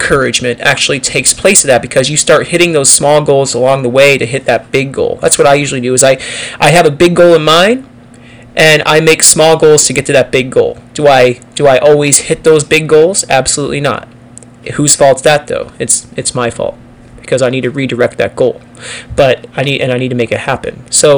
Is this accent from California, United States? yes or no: no; Pennsylvania, United States; now in Texas, United States; Like, I moved from Pennsylvania to Texas, and culture is a little different here.